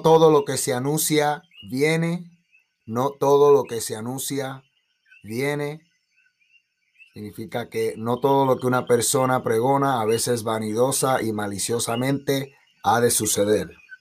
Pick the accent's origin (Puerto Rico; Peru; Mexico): Puerto Rico; Como puertorriqueños, como latinos, la música nos encanta.